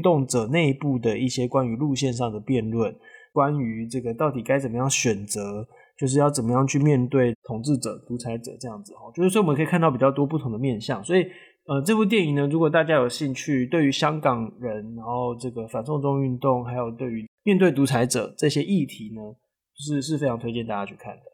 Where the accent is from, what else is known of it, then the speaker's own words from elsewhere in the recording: Taiwan; 我们台湾人在中国，不管是做生意的啦，哦，读书的、工作的人其实有很多